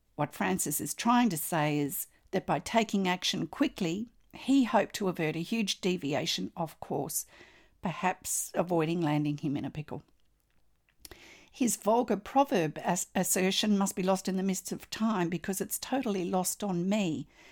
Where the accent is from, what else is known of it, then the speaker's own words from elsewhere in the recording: Australia; I'm an Australian textile artist